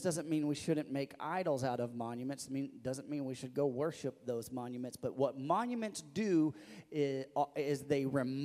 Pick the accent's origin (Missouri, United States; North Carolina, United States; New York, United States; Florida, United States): Missouri, United States; growing up in Missouri